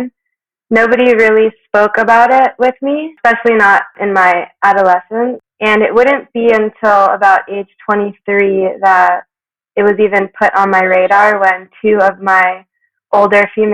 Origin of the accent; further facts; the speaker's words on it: South Florida, United States; moved away as an adult; now in Aspen, United States; I grew up in South Florida between Miami and Boca Raton, and for the last decade or so, I've been based out of Aspen, Colorado